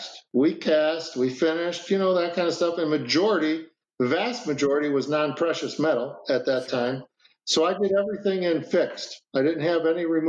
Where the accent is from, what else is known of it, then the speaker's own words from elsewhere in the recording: Chicago, Illinois, United States; moved away; also born or lived in Minneapolis, Minnesota / Racine, Wisconsin; I'm from Chicago. I went to school in Minnesota